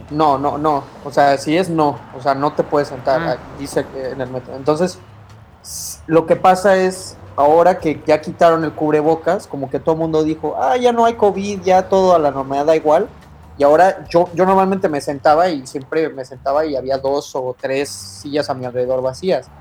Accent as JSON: {"language": "Spanish", "country": "Mexico", "moved": "yes", "lives_now": "Canada", "said": "soy de México"}